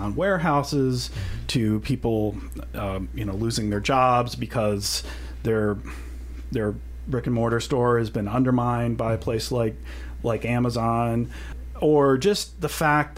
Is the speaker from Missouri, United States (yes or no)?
yes; Kirksville, Missouri, United States; growing up in Kirksville, Missouri